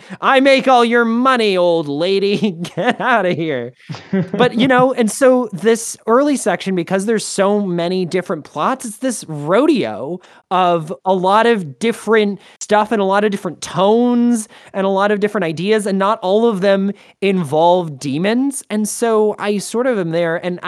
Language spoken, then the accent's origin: English; United States; more to my sensibility as an American